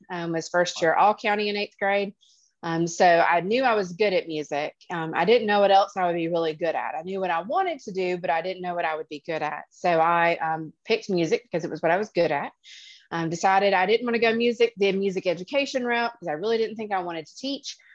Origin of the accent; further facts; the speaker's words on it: Attalla, Alabama, United States; also born or lived in New London, Wisconsin; So I grew up um, initially in Wisconsin. I'm from New London, Wisconsin. Um, lived there until I was five. Um, our house burned down in the middle of the wintertime. And my dad said, That is enough of that. No more snow, he thought. So we uh, traversed all the way down to Attalla, Alabama